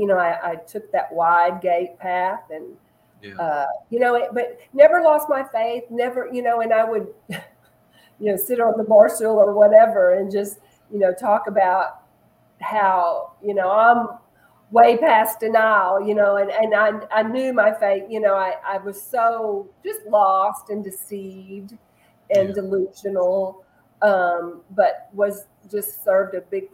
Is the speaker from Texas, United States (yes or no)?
yes; Texas, United States; also born or lived in Chicago, Illinois / Little Rock, Arkansas / Dallas, Texas; I grew up in Texas